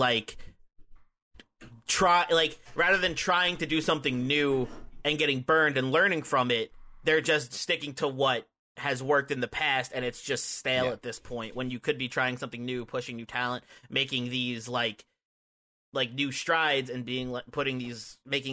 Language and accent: English; New Jersey, United States; we are just two Jersey boys